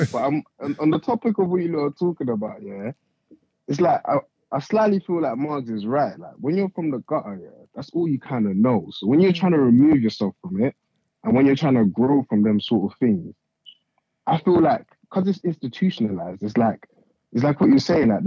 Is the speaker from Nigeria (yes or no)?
yes; Nigeria; I'm from Nigeria. So I was gonna say, I didn't come here to do all of that.